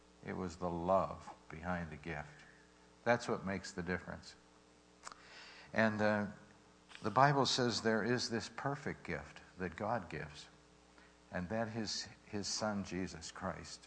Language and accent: English; Pittsburgh, Pennsylvania, United States; We're growing up in Pittsburgh, and our parents didn't have anything